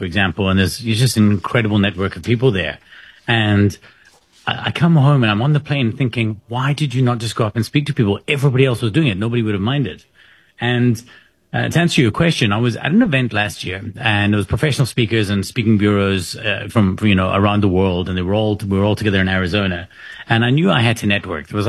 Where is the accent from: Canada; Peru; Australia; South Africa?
South Africa; I'm from South Africa.